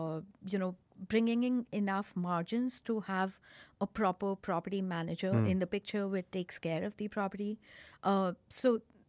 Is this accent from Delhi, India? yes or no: yes; Delhi, India; I am from Delhi, born, brought up in Delhi, grew up, spent most of my childhood in Delhi.